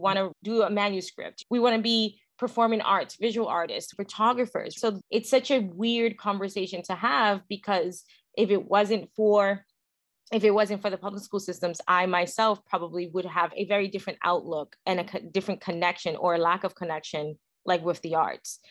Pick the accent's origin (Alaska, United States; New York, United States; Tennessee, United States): New York, United States; New York City; also born or lived in Ronkonkoma, Long Island; I'm from Williamsburg, and I went to school in Forest Hills in Queens